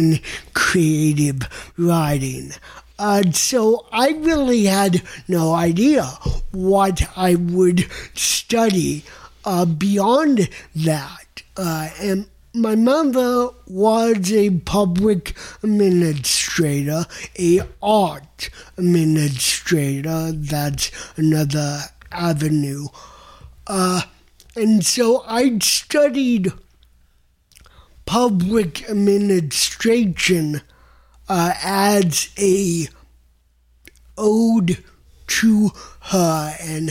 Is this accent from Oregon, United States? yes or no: no; New York, United States; now in Tucson, United States; I'm already from New York and am very lucky to have a place there